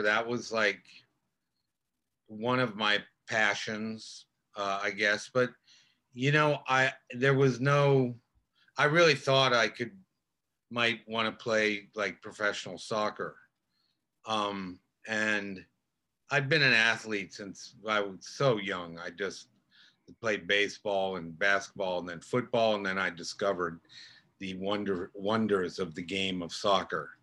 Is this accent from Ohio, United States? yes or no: yes; Cincinnati, Ohio, United States; moved away; also born or lived in Illinois / Vermont; I grew up in Cincinnati